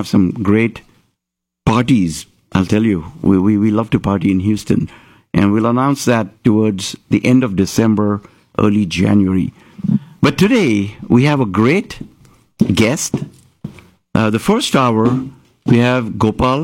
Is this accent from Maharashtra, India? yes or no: yes; Mumbai, Maharashtra, India; moved away; I'm from Bombay